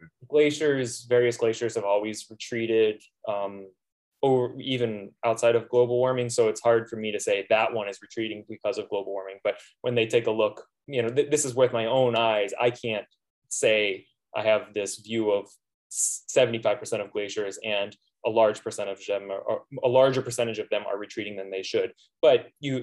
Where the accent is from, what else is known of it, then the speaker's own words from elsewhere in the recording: Palm Beach, Florida, United States; now in Fairbanks, United States; I'm from South Florida, actually. I grew up in Palm Beach